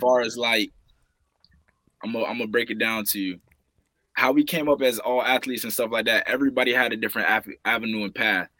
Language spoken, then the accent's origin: English; St. Petersburg, Florida, United States; growing up here, man, I'm from St. Petersburg, Florida, seven two seven